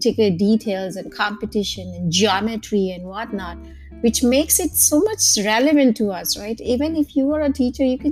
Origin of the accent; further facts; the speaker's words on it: Mumbai, Maharashtra, India; I myself have origin from Gujarat, or though I was born and raised in Mumbai